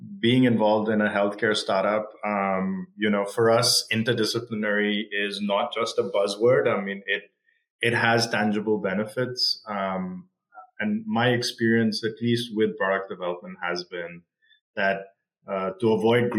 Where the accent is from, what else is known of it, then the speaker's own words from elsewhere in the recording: Australia; moved away as an adult; now in Bay Area, United States; I grew up in Australia